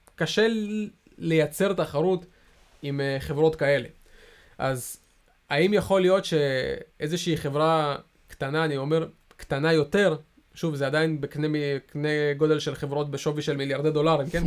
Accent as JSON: {"language": "Hebrew", "country": "Israel", "said": "אנחנו ישראלים"}